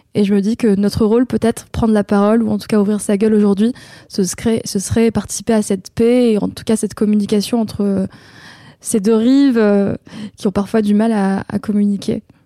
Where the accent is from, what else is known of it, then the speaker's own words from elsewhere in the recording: Avignon, Provence-Alpes-Côte d'Azur, France; Je viens d'Avignon parce que je suis née à Avignon et la plus grande partie de ma vie, je l'ai passée là-bas